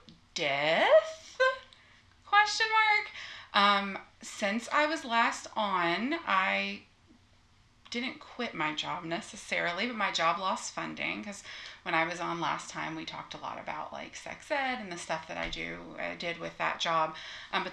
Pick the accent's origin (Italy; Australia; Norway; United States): United States; the South; we're from the South